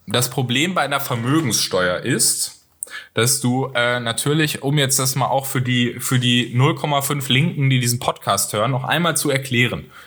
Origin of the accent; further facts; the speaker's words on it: North Rhine-Westphalia, Germany; ich komme aus NRW